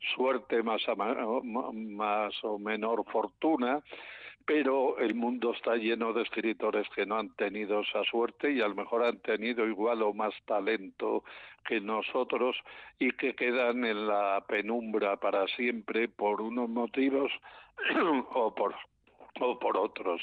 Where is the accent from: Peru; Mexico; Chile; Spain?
Spain; León, Castile and León; yo soy de León